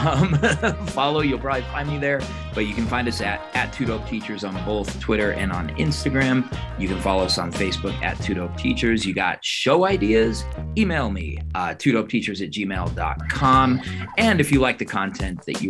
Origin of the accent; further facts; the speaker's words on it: Colorado, United States; I'm from Colorado